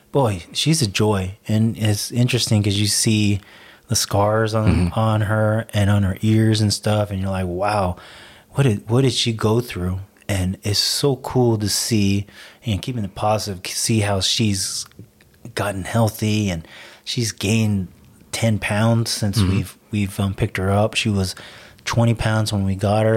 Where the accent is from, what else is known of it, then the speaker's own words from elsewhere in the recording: California, United States; We're from Cali